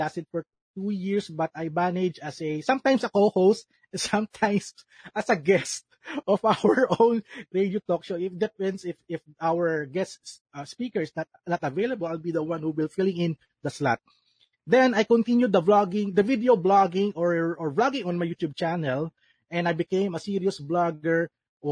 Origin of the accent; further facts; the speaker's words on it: Calabarzon, Philippines; I'm from Cavite, Philippines